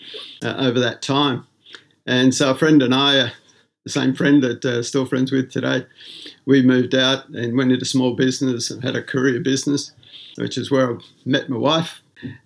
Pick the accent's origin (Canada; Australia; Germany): Australia; Sydney, New South Wales; I was born in Sydney, Australia, home from hospital to a suburb called West Ryde. But soon after that, my parents bought a general store in a little beachside suburb called Stanmore Park on the south coast of Sydney